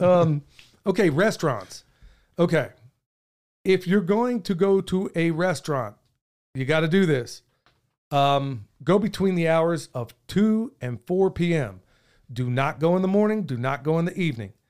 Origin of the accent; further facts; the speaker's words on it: Oklahoma, United States; moved away; I grew up in Oklahoma